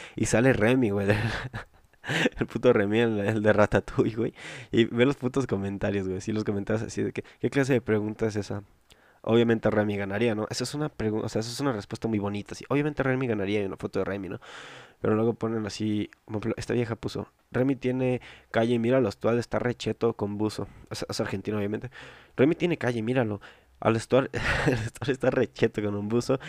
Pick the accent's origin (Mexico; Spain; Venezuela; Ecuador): Mexico; yo soy de México